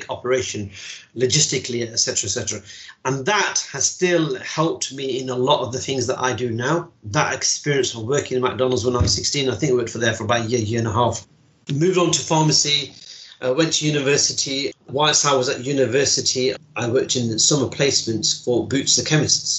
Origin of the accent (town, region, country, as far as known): Derby, East Midlands, United Kingdom; also born or lived in Mirpur, Azad Kashmir, Pakistan